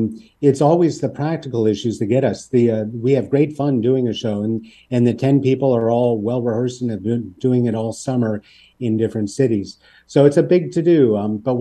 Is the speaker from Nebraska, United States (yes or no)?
no; Pittsburgh, Pennsylvania, United States; We're from Pittsburgh, a town very like Hamilton in many ways.